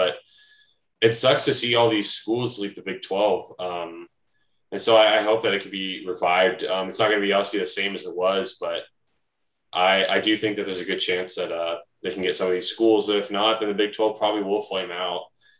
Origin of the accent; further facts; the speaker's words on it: Missouri, United States; we grew up, you know, obviously Missouri.